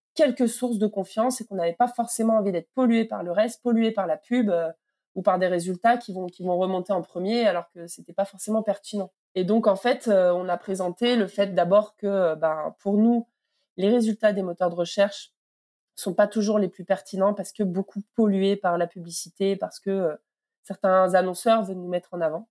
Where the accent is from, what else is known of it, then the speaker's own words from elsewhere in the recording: Toulouse, Occitania, France; Je suis euh, toulousaine